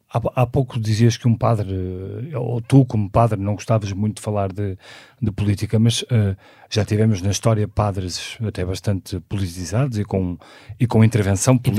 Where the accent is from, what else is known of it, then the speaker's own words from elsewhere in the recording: Porto, Norte, Portugal; também nasci no Porto em 1976